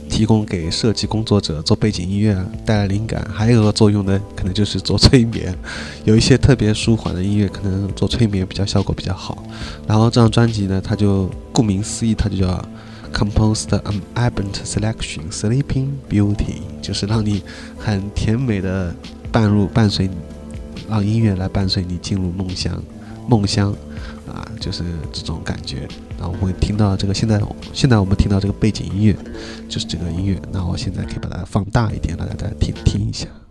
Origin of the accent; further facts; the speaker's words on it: Shanghai, China; 作为一个上海人来说